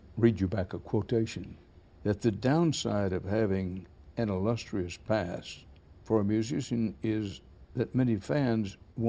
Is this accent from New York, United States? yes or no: no; Texas, United States; I'm a Texan, fifth or sixth generation Texan, born and raised there.